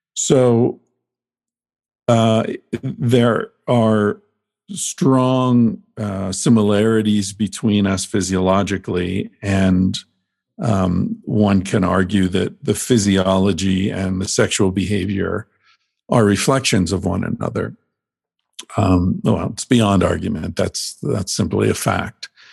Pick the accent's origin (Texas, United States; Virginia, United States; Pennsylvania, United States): Pennsylvania, United States; moved away; I grew up in Pennsylvania where hunting's a big thing